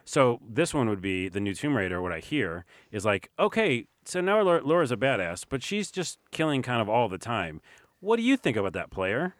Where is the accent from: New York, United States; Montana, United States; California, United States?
New York, United States; New York City; I'm from New York.